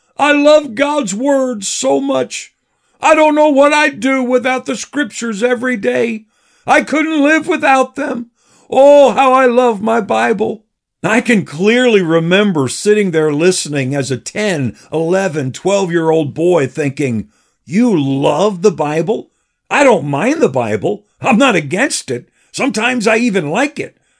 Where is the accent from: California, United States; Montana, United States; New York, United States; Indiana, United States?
New York, United States; Patterson; now in Danbury, United States; the small country church where I grew up in Paterson, New York